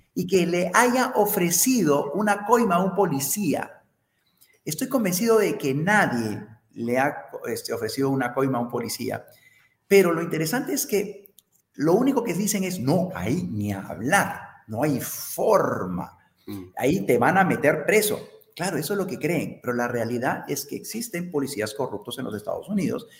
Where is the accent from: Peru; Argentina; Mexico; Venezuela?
Peru; como peruanos